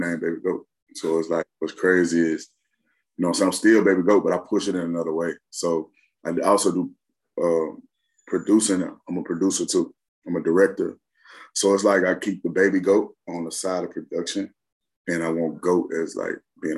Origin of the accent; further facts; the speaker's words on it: Memphis, Tennessee, United States; I come from Memphis